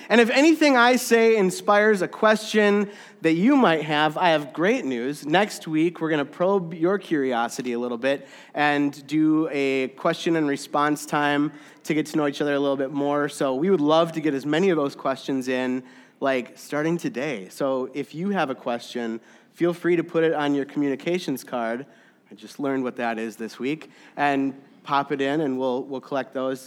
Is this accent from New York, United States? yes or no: no; Saint Louis Park, Minnesota, United States; I was born and raised in Saint Louis Park, Minnesota